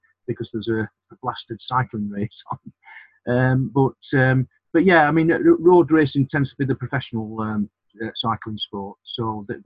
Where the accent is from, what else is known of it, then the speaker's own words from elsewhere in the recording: Sheffield, Yorkshire and the Humber, United Kingdom; moved away as an adult; I'm born and bred in Sheffield